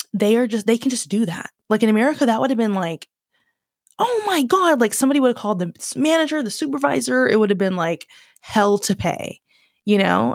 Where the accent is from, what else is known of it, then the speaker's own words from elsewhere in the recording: Virginia, United States; accent: southern twang; moved away as an adult; now in London, United Kingdom; I grew up in Virginia, I'm born in Virginia, was born in Virginia, raised there for most of my life.